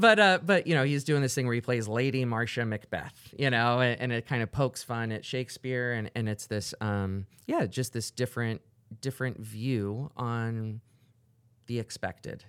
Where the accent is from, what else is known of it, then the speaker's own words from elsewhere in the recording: Orlando, Florida, United States; also born or lived in New York / Los Angeles / Chicago / New Orleans; now in Cedar Rapids, United States; I grew up in Orlando